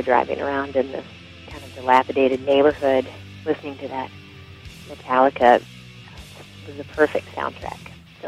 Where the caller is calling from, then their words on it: Minneapolis, Minnesota, United States; I'm calling from Minneapolis, Minnesota.